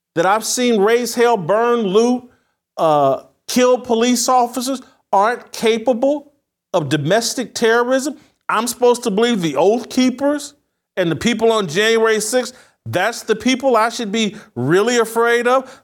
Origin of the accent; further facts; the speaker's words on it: United States; I'm an American citizen living here in America